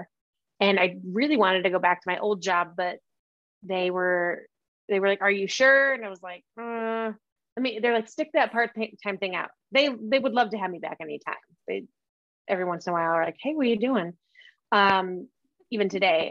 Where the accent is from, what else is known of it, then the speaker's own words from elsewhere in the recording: Omaha, Nebraska, United States; moved away as an adult; now in Bend, United States; I grew up in Omaha, Nebraska.